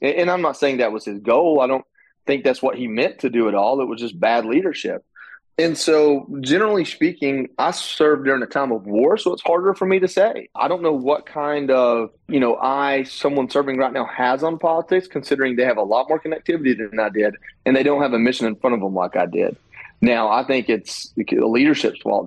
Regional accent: Dalton, Georgia, United States; my hometown, which was amazing to see that many people come out in such a small town, Dalton, Georgia.

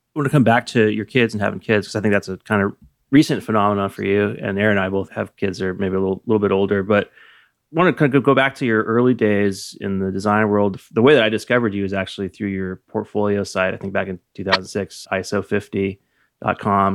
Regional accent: Napa, California, United States; I was born in nineteen seventy-six and I grew up in Napa

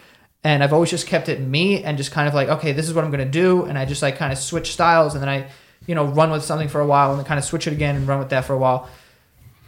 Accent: New York City, New York, United States; I grew up in Queens, it's the most diverse place in the world

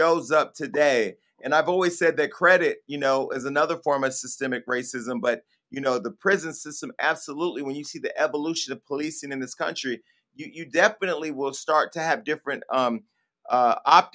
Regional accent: Stockton, California, United States; Donte and I are both from a city called Stockton, California

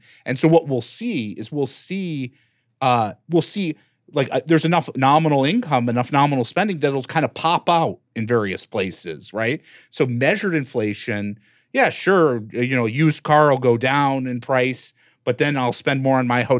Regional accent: Detroit, Michigan, United States; born or raised there

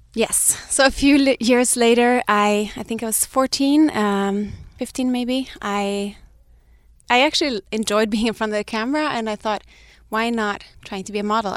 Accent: Sweden; moved away as an adult; also born or lived in Denmark; now in Los Angeles, United States; I'm Danish, but I grew up in Sweden

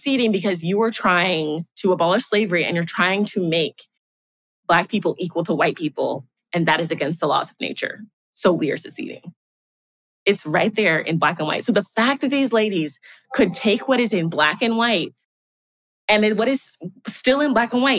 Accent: Texas, United States; also born or lived in Minnesota; now in Jackson, United States; I'm from Texas

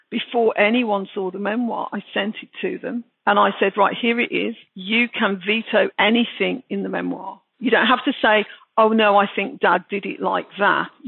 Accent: Birmingham, West Midlands, United Kingdom; accent: Brummie; I just sound English, you know, I just sound like a British person, a Brummie. And I very much felt a Brummie as well.

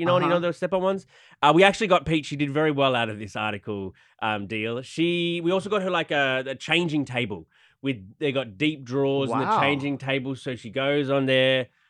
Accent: Australia; I'm natural. I'm Aussie.

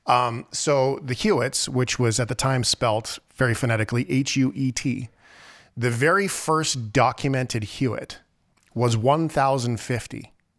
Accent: Fort McMurray, Alberta, Canada; I grew up in Fort McMurray

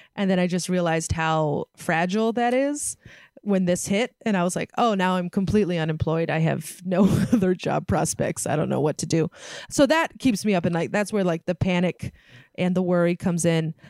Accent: San Francisco Bay Area, California, United States; I grew up in San Francisco Bay Area

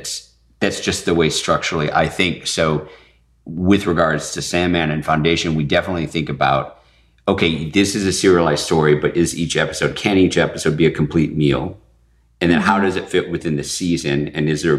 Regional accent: Michigan, United States; growing up in Michigan

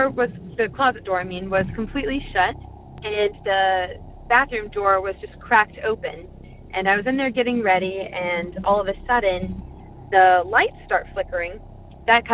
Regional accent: Mechanicsville, Virginia, United States; I'm from Mechanicsville, Virginia.

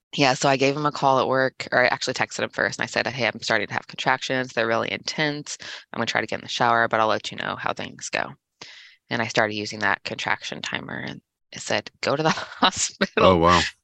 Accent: Indiana, United States; also born or lived in Kansas City, Missouri / Tekamah, Nebraska; I was born in Kansas City, Missouri, but I've spent the majority of my life in Indiana with a brief stint in Nebraska and then back to Indiana

